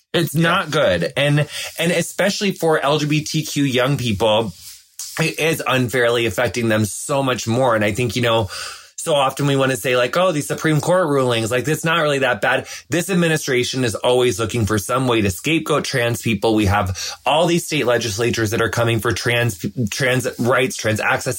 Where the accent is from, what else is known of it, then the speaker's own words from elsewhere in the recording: across the river from Hannibal, Missouri, western Illinois, United States; I'm from Illinois, but my hometown is like six hours southwest of Chicago. It's like right on the Mississippi River, across the river from Hannibal, Missouri